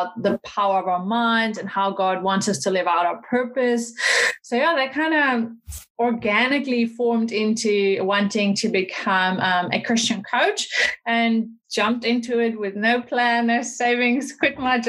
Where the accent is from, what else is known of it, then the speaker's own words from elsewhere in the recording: Netherlands; moved away as an adult; also born or lived in United States / South Africa; now in New Zealand; I'm originally from the Netherlands